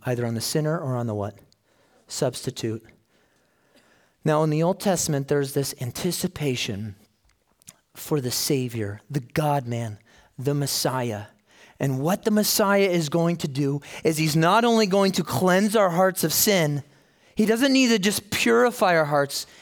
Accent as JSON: {"language": "English", "town": "Chicago", "region": "Illinois", "country": "United States", "tie": "born or raised there", "said": "So I grew up in Chicago. My, my childhood was there"}